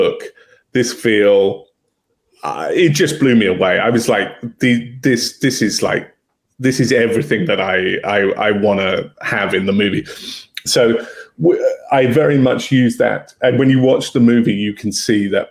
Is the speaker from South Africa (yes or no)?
no; England, United Kingdom; I'm English